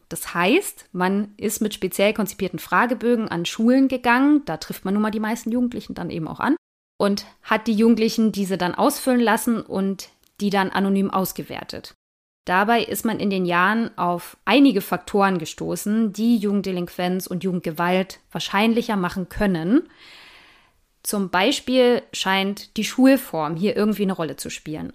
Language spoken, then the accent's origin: German; East Germany, Germany; ich komme ja nur auch aus Ostdeutschland